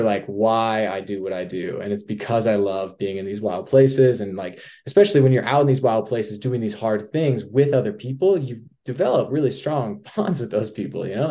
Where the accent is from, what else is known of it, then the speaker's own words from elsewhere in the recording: Durango, Colorado, United States; now in Salt Lake City, United States; I'm from Durango, Colorado, Southwest Colorado